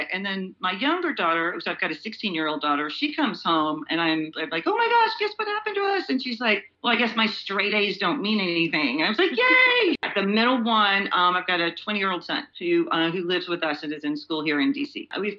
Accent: Georgia, United States; I grew up in Georgia. And it's funny, I feel like we all have a bunch of different lives, you know, and my life in Georgia, it informs my life here a lot.

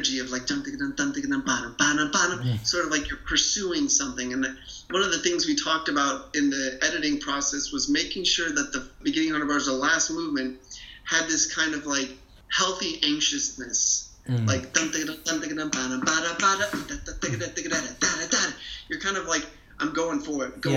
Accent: United States; as an American trumpet player and as a person who grew up listening to like the Chicago Symphony and the New York Philharmonic

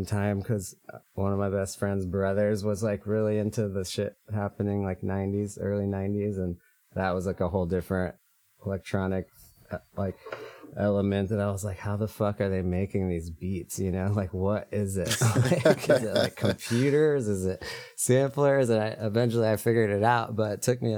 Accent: Manhattan, Kansas, United States; moved away as an adult; also born or lived in Lawrence, Kansas; now in San Francisco, United States; I hail from Kansas, Manhattan. That's where I grew up.

